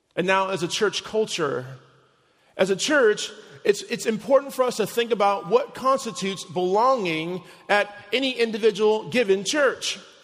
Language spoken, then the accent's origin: English; Chicago, Illinois, United States; my hometown of Chicago